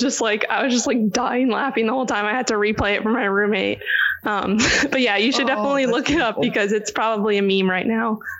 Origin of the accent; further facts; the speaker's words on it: New York City, New York, United States; moved away as an adult; also born or lived in Florida / Virginia; now in California, United States; I'm born and raised in Manhattan